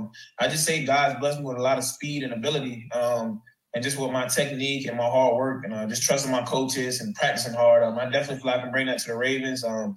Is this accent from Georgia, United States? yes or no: yes; Columbus, Georgia, United States; moved away; also born or lived in Clemson, South Carolina; I grew up, I'm from Columbus, Georgia.